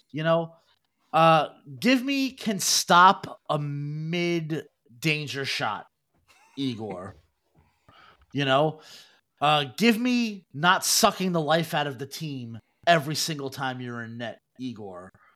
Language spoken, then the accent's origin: English; New York City, New York, United States; growing up in Brooklyn, we had Fun Time USA.